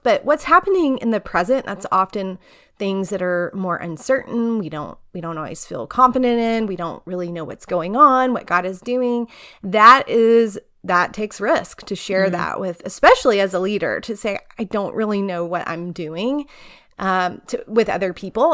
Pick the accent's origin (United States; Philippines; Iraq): United States; Tyler, Texas; moved away as an adult; also born or lived in College Station, Texas; now in Charlottesville, United States; grew up in East Texas and Tyler